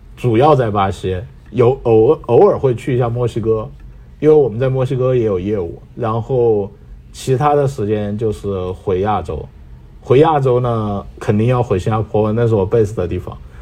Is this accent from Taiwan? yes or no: no; China; moved away as an adult; also born or lived in Beijing / Shanghai / Shenzhen / Chongqing; now in Brazil; 我们都是中国人